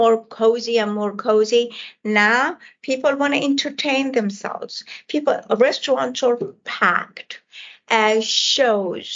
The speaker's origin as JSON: {"language": "English", "region": "Isfahan", "country": "Iran", "tie": "born or raised there", "second_language": "English", "moved": "as an adult", "lives_now": "United States", "said": "I come from Iran, and it's all the tile work and all the architect, especially the city I come from, Isfahan, is all about that magnificent architect."}